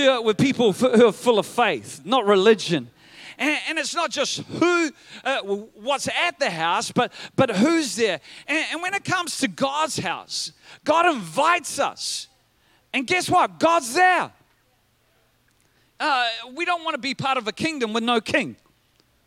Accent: Whanganui, Manawatū-Whanganui, New Zealand; growing up in Whanganui

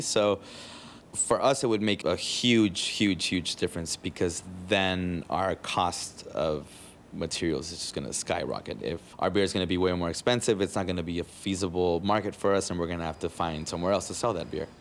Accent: Tijuana, Baja California, Mexico; also born or lived in San Diego; I was born in San Diego, grew up in Tijuana, went to school in San Diego every day and came back

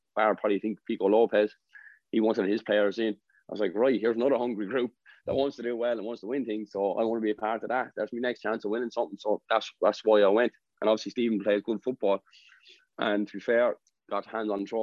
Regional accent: Wexford, Leinster, Ireland; I'm from Wexford

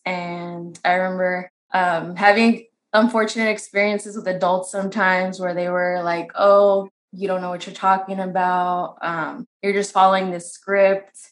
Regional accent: San Bernardino, California, United States; I'm from San Bernardino. I was born and raised there

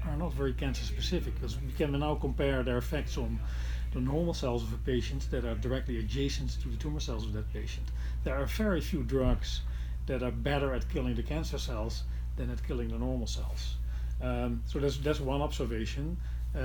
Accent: Netherlands; in my home country, in the Netherlands

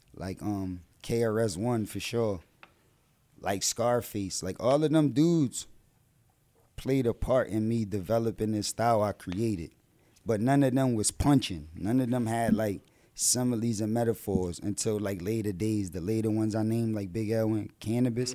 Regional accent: Philadelphia, Pennsylvania, United States; also born or lived in New Jersey; I was still down North Philly. That's where I'm from, North Philadelphia

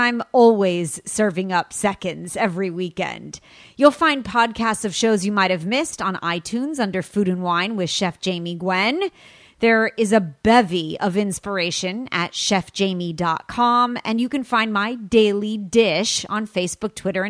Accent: California, United States; from California, my home state

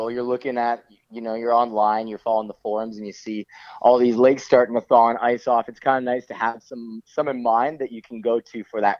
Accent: Langley, British Columbia, Canada; now in Salmon Arm, Canada; So, I'm from the Lower Mainland. I'm from Langley.

